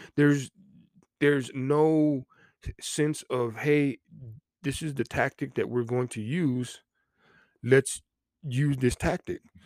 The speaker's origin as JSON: {"language": "English", "region": "Texas", "country": "United States", "said": "I'm from Texas"}